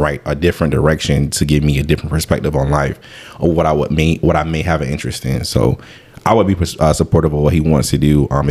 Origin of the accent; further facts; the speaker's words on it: Tampa, Florida, United States; growing up in Waimama, Tampa, Blasi